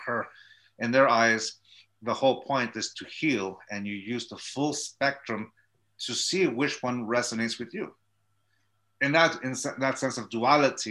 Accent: Chula Vista, California, United States; also born or lived in Tijuana, Mexico / San Diego, California; I was born and raised in Chula Vista, California, which is a city just south of San Diego

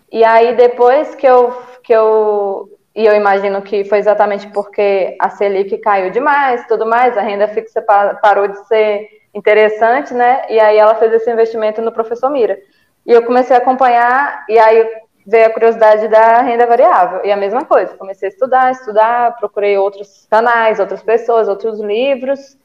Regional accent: Ceará, Brazil; moved away as an adult; also born or lived in Belo Horizonte; now in Minas Gerais, Brazil; sou do Ceará, é, mas moro em Minas há 12 anos, vim para estudar, acabei ficando

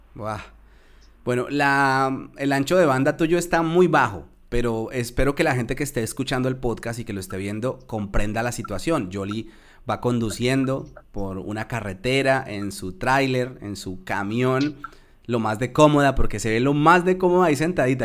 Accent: Tolima, Colombia; también soy de la región del Tolima Grande, tú eres del Huila y yo soy del Tolima

